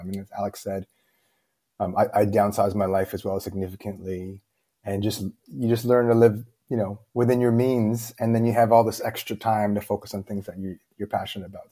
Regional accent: Toronto, Ontario, Canada; moved away as an adult; now in Beijing, China; I'm born and raised in Toronto, Canada.

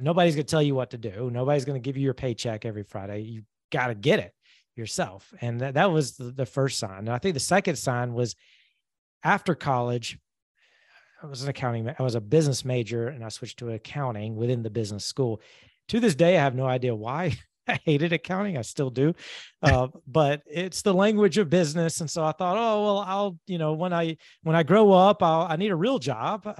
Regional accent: Georgia, United States; moved away as an adult; also born or lived in Alabama / Atlanta, Georgia; now in Jacksonville, United States; I grew up in Georgia, went to college in Alabama, and then moved to Atlanta after college

